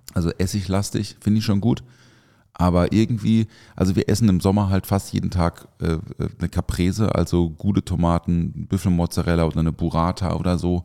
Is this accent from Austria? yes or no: no; Southern Germany, Germany; Krachele heißt es bei uns im Süden